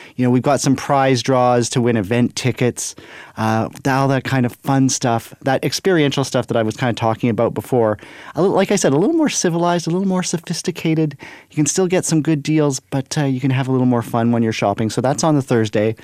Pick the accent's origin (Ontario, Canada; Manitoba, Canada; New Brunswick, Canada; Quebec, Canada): Manitoba, Canada; Brandon; moved away as an adult; now in Winnipeg, Canada; I am born and raised in Brandon, Manitoba